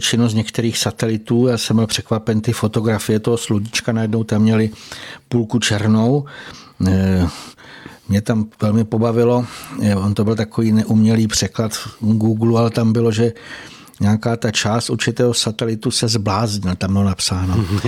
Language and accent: Czech; Slovakia; u nás na Slovensku